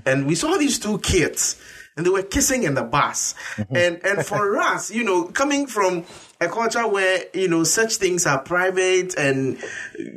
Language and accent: English; Ghana; being a Ghanaian and African myself